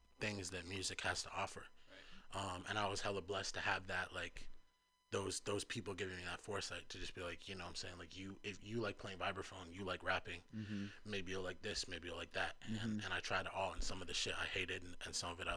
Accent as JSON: {"language": "English", "town": "San Francisco", "region": "California", "country": "United States", "tie": "born or raised there", "said": "I'm from the Fillmore. I spent some time in Potrero Hill as well, but Fillmore is what I call home"}